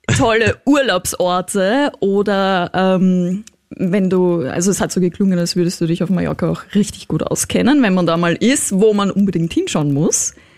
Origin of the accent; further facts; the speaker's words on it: Austria; Bei uns in, in Österreich